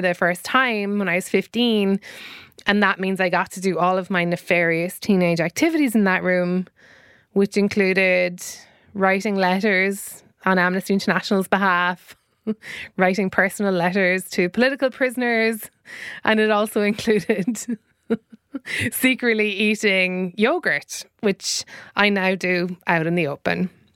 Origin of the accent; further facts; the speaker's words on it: Ireland; we grew up in Ireland